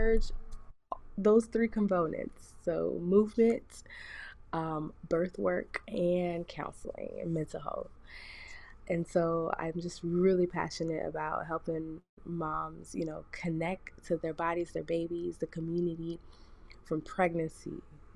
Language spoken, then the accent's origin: English; South Florida, United States; moved away as an adult; also born or lived in Jamaica (ancestry); now in Mississippi, United States; I'm from South Florida. My family's Jamaican. And I moved here to Mississippi.